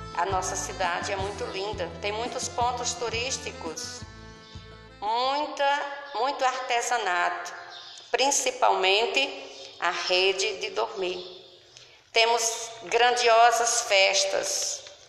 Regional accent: São Bento, Paraíba, Brazil; also born or lived in Campina Grande; Apenas nasci em Campina, mas cresci na cidade de São Bento e vivo até hoje

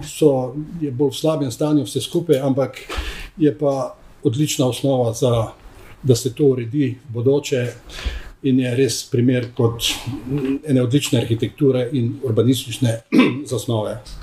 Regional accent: Metlika, Southeast Slovenia, Slovenia; jaz bom pa malo lokal patriota, ker sem rojen v Mitliki

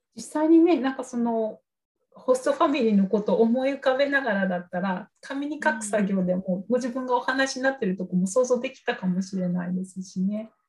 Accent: Oita, Japan; 私も大分県の出身

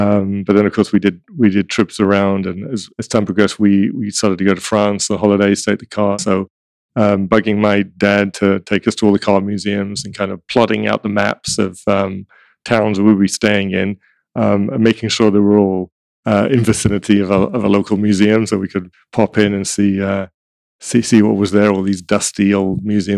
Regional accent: London, United Kingdom; moved away; I'm from London, England, originally

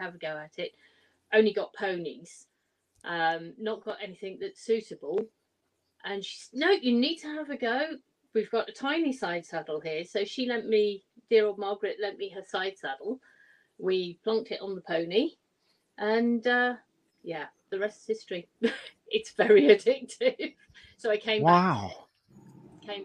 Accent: Birmingham, West Midlands, United Kingdom; I'm from Birmingham.

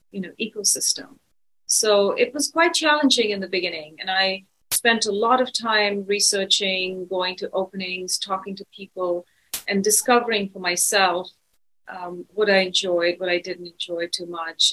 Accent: New Delhi, Delhi, India; also born or lived in London, United Kingdom / Los Angeles, United States; now in San Francisco, United States; I'm originally from India. I was born there.

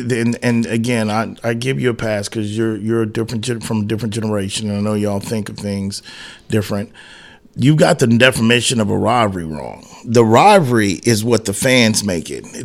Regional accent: Texas, United States; Well, I'm, I'm from Texas

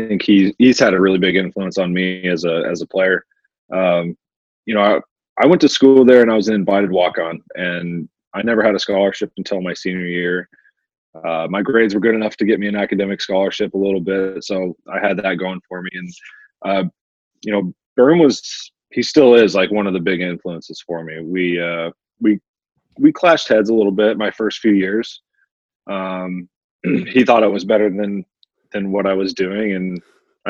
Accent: Albuquerque, New Mexico, United States; I was born and raised in Albuquerque, New Mexico

